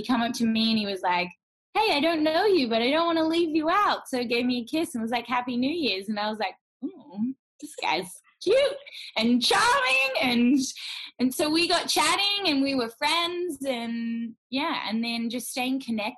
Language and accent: English; Perth, Western Australia, Australia; We're both from Perth, Western Australia.